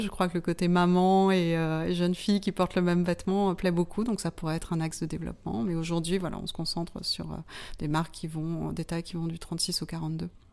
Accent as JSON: {"language": "French", "country": "Martinique", "tie": "born or raised there", "moved": "as an adult", "lives_now": "France", "said": "j'ai été élevée pendant mon enfance aux Antilles, à la Martinique."}